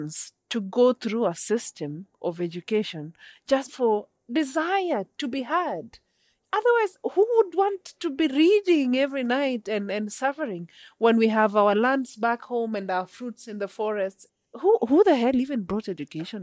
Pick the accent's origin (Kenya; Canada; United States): Kenya; I am indigenous from the Sengwer.